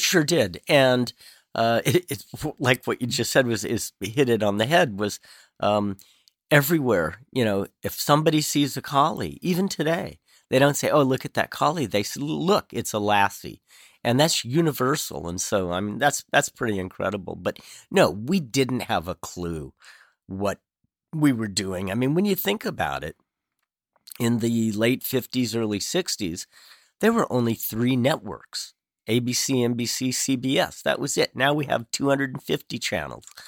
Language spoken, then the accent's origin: English; Southern California, United States; I grew up in Southern California